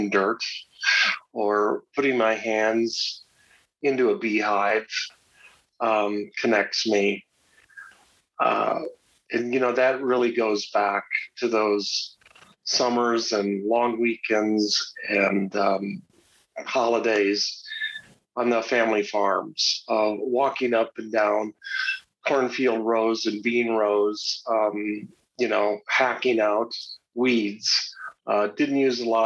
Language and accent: English; Mankato, Minnesota, United States; also born or lived in northeast Nebraska; now in Roslyn, United States; I grew up in Mankato, Minnesota, in south central Minnesota